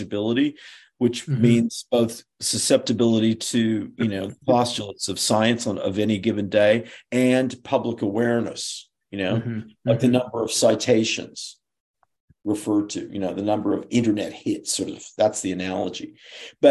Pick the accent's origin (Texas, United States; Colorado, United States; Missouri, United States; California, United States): California, United States; Berkeley; I was born in Berkeley, California